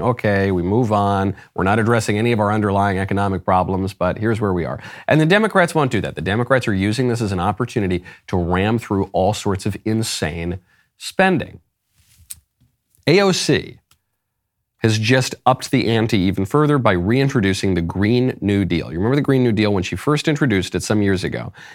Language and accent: English; New York, United States; moved away; also born or lived in Los Angeles; I'm from New York, I went to a very gay university, I lived in L